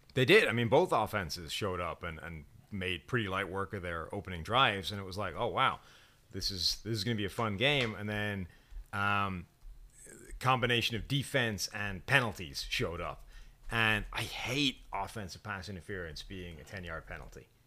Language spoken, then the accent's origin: English; Ireland; as an Irishman